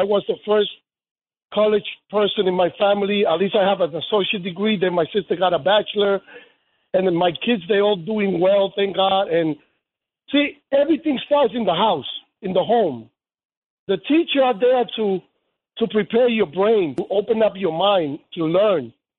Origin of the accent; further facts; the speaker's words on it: Dominican Republic; now in United States; I came from the Dominican Republic back in 1973.